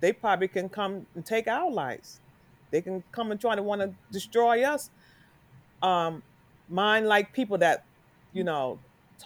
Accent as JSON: {"language": "English", "town": "New York City", "region": "New York", "country": "United States", "tie": "born or raised there", "said": "I'm come from New York, Harlem. And I can remember as a young child"}